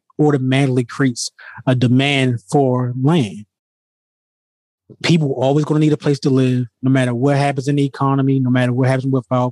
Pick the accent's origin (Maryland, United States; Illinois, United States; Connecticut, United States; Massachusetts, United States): Maryland, United States; Baltimore; moved away as an adult; now in outside Washington, D.C., United States; I'm originally from Baltimore, Maryland, born and bred, and I currently reside outside of D.C. now